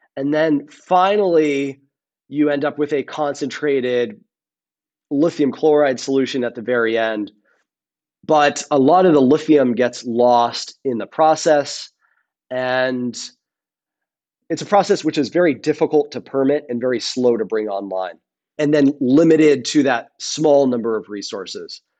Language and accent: English; Rhode Island, United States; I grew up in Rhode Island on the ocean